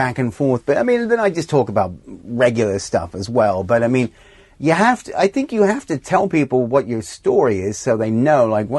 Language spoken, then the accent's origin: English; Los Angeles, California, United States; also born or lived in Australia; I'm from L.A.